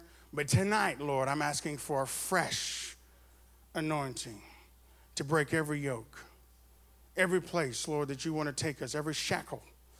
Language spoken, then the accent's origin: English; Arkansas, United States; now in Texas, United States; I'm from Arkansas. I was born in Texas, and I was raised in Arkansas, and I got back to Texas as fast as I could because I love Texas.